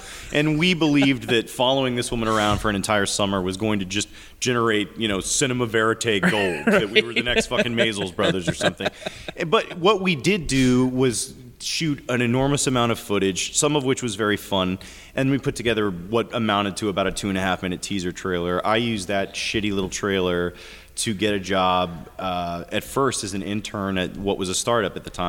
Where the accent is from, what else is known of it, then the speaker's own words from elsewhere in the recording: Gray, Tennessee, United States; I grew up in Tennessee, but it was a little town called Gray, Tennessee.